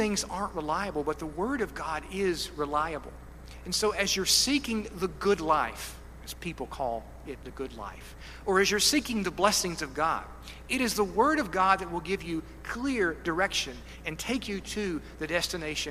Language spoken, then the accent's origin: English; Kentucky, United States; I'm a hillbilly from Kentucky